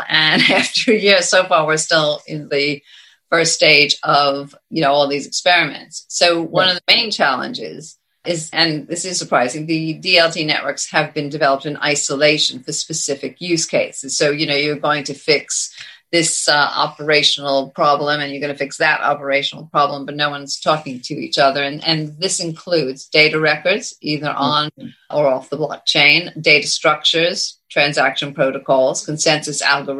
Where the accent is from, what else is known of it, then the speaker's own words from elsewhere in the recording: United States; moved away as an adult; now in United Kingdom; having lived here for so many years as an American